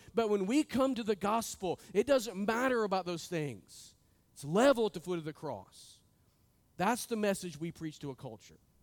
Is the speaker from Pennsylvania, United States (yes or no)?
no; Northwest Arkansas, United States; I was born and raised in Northwest Arkansas.